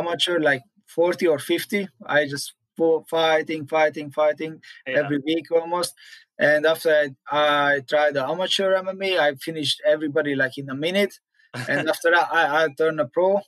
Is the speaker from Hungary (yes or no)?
yes; Hungary; first language Hungarian; English is a second language; moved away as an adult; now in Florida, United States; I grew up in a small village